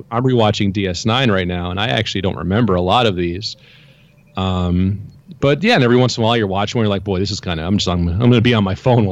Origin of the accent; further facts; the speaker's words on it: New York, United States; now in Florida, United States; I grew up in New York